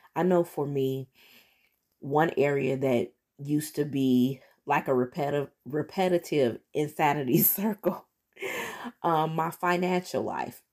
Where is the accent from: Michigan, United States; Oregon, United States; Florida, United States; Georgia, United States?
Michigan, United States; Detroit; moved away as an adult; in my hometown, that's where I'm from, Detroit, Michigan